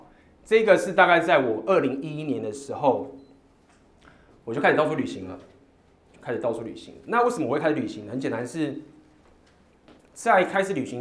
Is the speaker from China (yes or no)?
no; Taiwan; 我说我是台湾人。